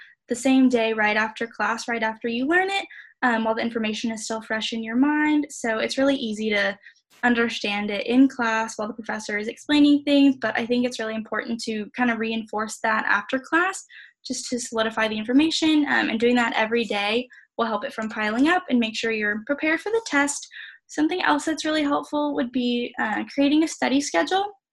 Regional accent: Katy, Texas, United States; I am from Katy, Texas

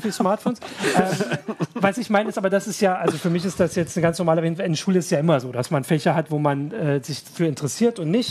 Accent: Thuringia, Germany; Ich als Thüringer

